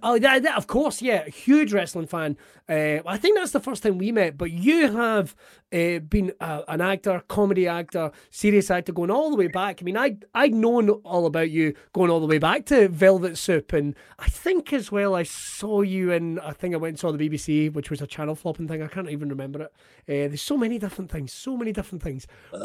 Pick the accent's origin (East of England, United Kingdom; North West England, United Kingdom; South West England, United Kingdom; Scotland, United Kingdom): Scotland, United Kingdom; Ayrshire; I'm from Ayrshire